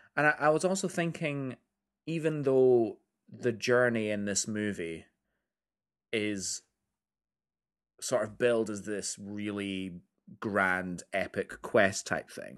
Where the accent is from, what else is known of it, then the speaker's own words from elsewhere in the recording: United Kingdom; I'm British